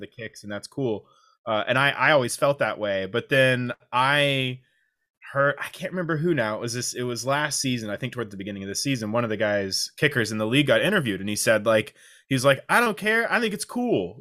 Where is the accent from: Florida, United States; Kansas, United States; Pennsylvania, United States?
Kansas, United States; moved away; I'm from Kansas, literally in the smack in the middle of the United States